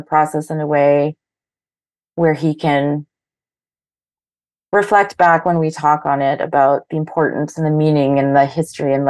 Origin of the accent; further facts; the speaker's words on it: Thunder Bay, Ontario, Canada; now in Toronto, Canada; I live in Toronto and I grew up in Thunder Bay